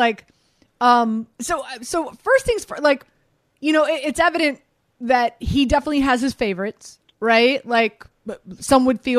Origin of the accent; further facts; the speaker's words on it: Miami, Florida, United States; I'm from Miami